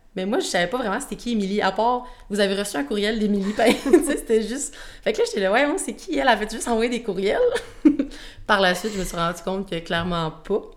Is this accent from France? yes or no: no; Shawinigan, Quebec, Canada; j'ai 23 ans, je viens de Shawinigan.